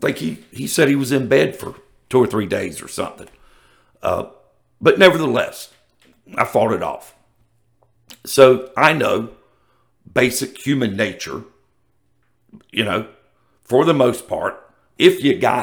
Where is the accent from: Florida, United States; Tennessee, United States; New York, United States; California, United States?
Florida, United States; Jacksonville; I grew up in Ocean Way, Jacksonville, Florida.